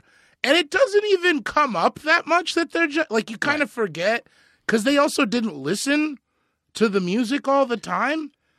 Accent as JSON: {"language": "English", "town": "Elizabeth", "region": "Colorado", "country": "United States", "tie": "born or raised there", "said": "my hometown is a small town."}